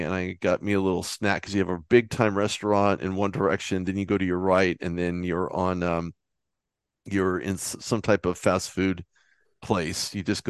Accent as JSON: {"language": "English", "region": "California", "country": "United States", "said": "Well, I'm from Southern California, so I was in the area."}